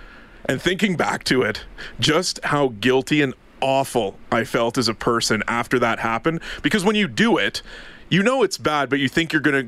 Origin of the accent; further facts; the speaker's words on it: Ottawa, Ontario, Canada; Born and raised in Ottawa.